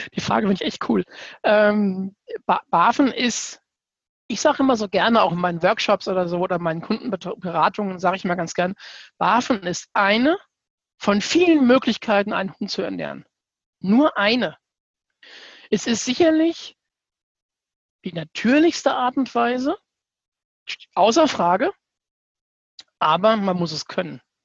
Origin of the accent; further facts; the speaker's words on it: Southern Hesse, Germany; komme aus dem schönen Südhessen.